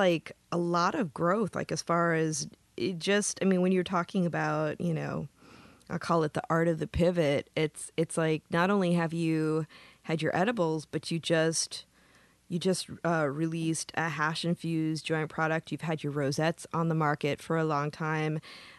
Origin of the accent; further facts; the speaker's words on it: Midwest, United States; now in California, United States; I consider myself a Californian after 25 years, I probably should. But, you know, I say, I'm from the Midwest.